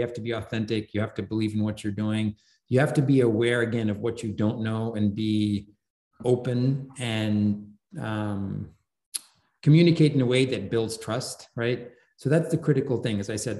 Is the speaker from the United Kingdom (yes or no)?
yes; England, United Kingdom; like I grew up in England, so I follow English football.